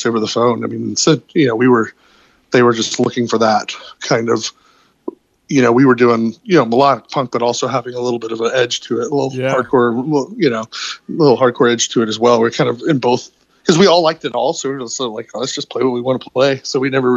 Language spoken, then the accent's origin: English; Georgia, United States; we're from Georgia